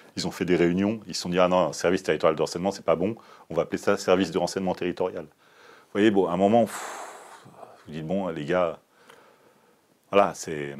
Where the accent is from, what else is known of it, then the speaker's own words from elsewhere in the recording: France; je suis né en France